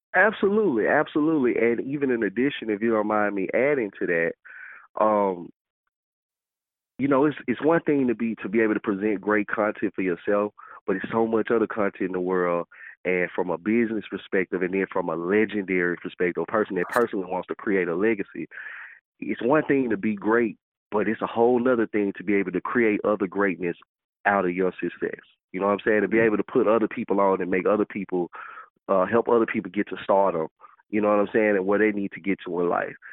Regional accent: Memphis, Tennessee, United States; I grew up by growing up in Memphis. I'm from you know I'm from all over Memphis

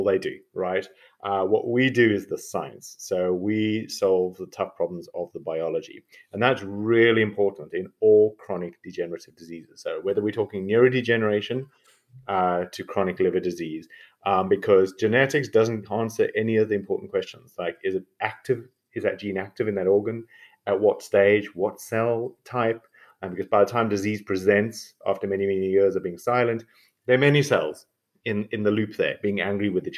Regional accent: South Africa; moved away as an adult; now in Oxford, United Kingdom; I'm a South African medical doctor and geneticist, so that's my weird accent

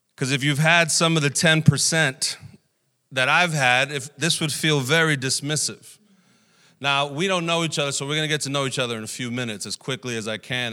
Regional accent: New York City, New York, United States; also born or lived in Puerto Rico; we came back to New York, uh, and I grew up here in Brooklyn during the eighties and nineties

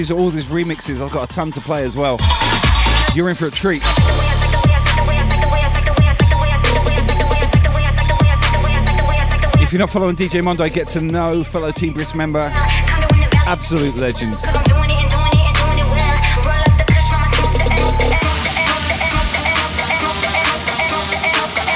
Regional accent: Southampton, South East England, United Kingdom; I'm from Southampton originally.

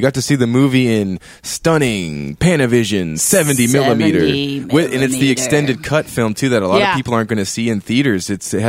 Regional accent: Saudi Arabia; I was born in Saudi Arabia.

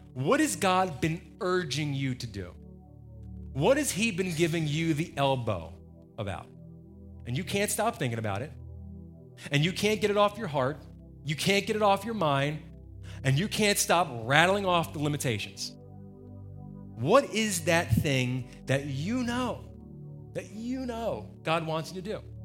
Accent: New Jersey, United States; moved away; I grew up in New Jersey

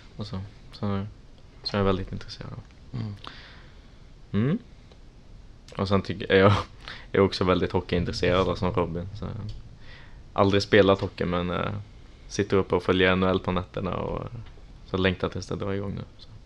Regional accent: Trollhättan, Västra Götaland, Sweden; moved away as an adult; now in Linköping, Sweden; Så jag är ursprungligen från Trollhättan

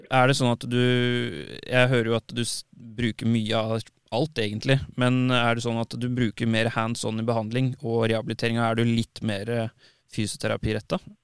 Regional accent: Tønsberg, Vestfold, Norway; moved away; kommer opprinnelig fra Tønsberg

